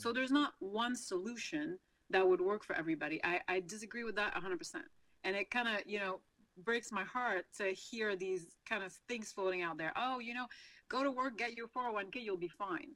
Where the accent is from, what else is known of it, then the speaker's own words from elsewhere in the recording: Quebec, Canada; first language French; English is a second language; moved away as an adult; now in United States; the province of Quebec is where I'm from, and it's a French-speaking province. So French is my first language